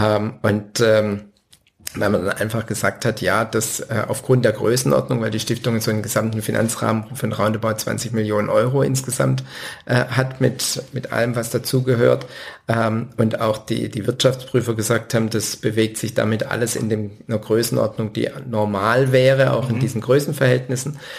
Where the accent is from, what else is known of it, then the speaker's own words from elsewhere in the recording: Winnenden, Baden-Württemberg, Germany; also born or lived in Backnang; aufgewachsen in Winnenden